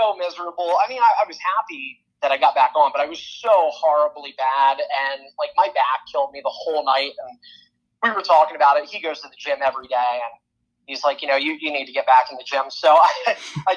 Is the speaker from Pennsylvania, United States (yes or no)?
yes; Sunbury, Pennsylvania, United States; moved away as an adult; also born or lived in Peoria, Illinois; I'm from Pennsylvania, so in a little town of nowhere called Suntbury, PA